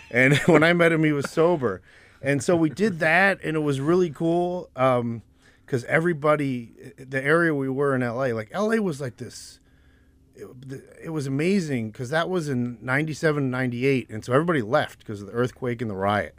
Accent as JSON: {"language": "English", "region": "New Jersey", "country": "United States", "tie": "born or raised there", "also_born_or_lived": "Winston-Salem, North Carolina / Jacksonville, Florida / Scotland", "said": "we moved up to South Jersey, so my sister and I could go to good public school"}